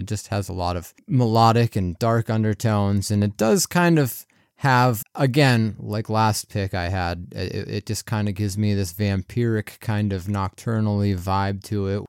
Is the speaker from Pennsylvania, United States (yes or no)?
yes; Pennsylvania, United States; I'm from Pennsylvania